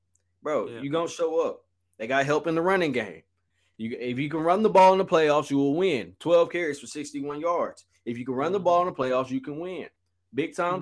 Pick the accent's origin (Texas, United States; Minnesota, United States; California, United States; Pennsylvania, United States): Texas, United States; Galveston County; I'm more from Galveston County than I am from, like, the Houston area